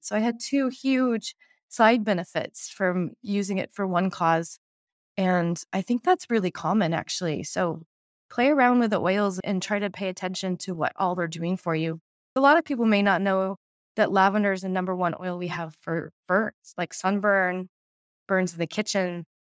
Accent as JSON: {"language": "English", "town": "Portland", "region": "Oregon", "country": "United States", "said": "I'm from Portland, Oregon"}